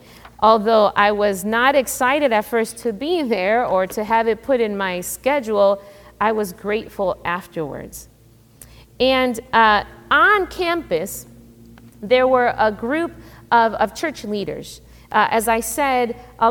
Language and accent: English; Chicago, Illinois, United States; I grew up in Chicago, inner city Chicago